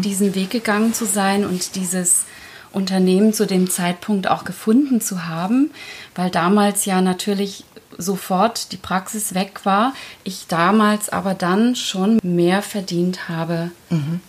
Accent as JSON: {"language": "German", "country": "Germany", "tie": "born or raised there", "second_language": "German", "said": "ich bin mit fünf Jahren nach Deutschland gekommen. Ich konnte die Sprache nicht. Ich wurde einfach in die Schule gesteckt, ohne eine Einschulung. Und ich konnte kein Wort Deutsch"}